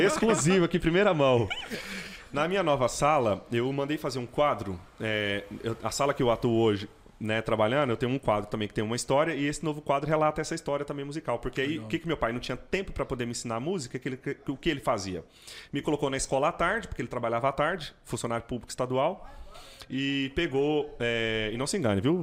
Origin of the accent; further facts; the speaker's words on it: Goiânia, Goiás, Brazil; Eu sou goianiense, nascido em Goiânia